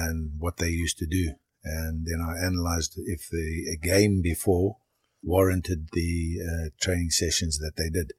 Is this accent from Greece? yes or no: no; Harare, Zimbabwe; also born or lived in Durban, South Africa / Shamva, Rhodesia; And when I was 2 months old, my parents went up to Rhodesia.